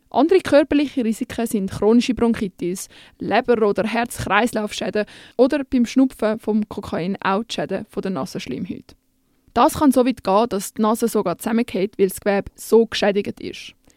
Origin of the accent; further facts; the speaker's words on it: Switzerland; bei uns in der Schweiz